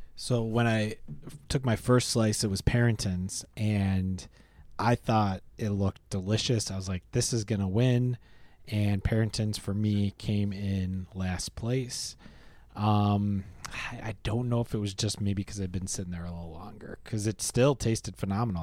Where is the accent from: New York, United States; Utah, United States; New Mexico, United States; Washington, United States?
New York, United States; Rochester; I grew up in Rochester